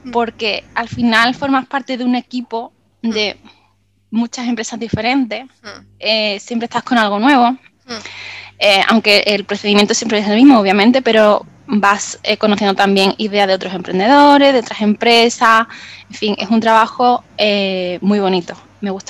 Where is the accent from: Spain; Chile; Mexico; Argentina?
Spain; Málaga, Andalusia; now in Benalmádena, Spain; yo soy de Málaga, de Málaga mm. capital. Ahora vivo en Benalmádena, que bueno, es un pueblecito